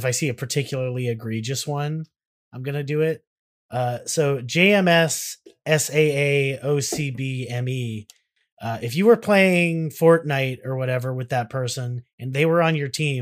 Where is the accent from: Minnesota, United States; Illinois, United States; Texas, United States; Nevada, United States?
Texas, United States; As a Texan